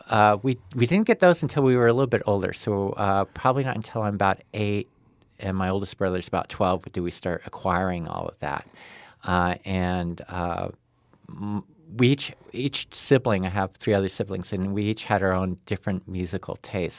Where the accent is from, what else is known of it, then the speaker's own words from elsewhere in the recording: Boise, Idaho, United States; I grew up in Boise